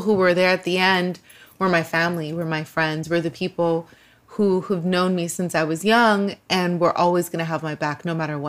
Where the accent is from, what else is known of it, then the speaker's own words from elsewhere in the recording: Los Angeles, California, United States; I grew up in a very poor neighborhood here in LA.